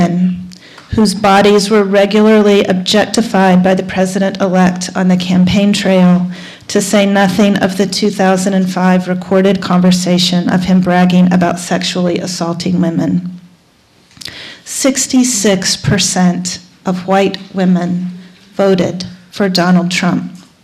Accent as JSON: {"language": "English", "region": "North Carolina", "country": "United States", "tie": "born or raised there", "said": "my home state of North Carolina"}